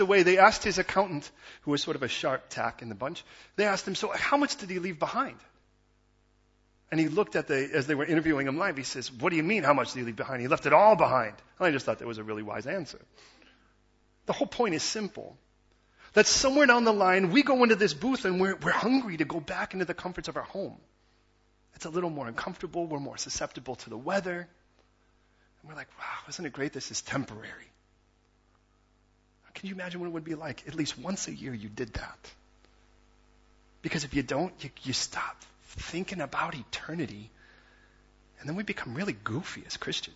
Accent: United States; as an American

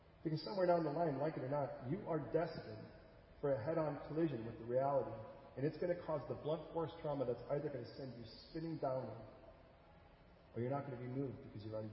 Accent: California, United States; also born or lived in Chicago, Illinois; spent most of my years in California

